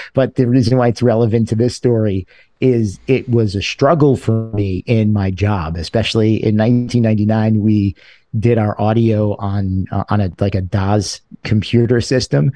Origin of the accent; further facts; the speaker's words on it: New York City, New York, United States; also born or lived in Buffalo, New York; I grew up in a place called Sheepshead Bay, Brooklyn